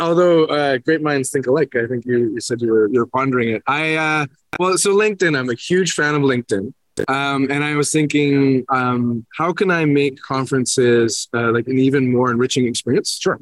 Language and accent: English; Canada; I'm from Canada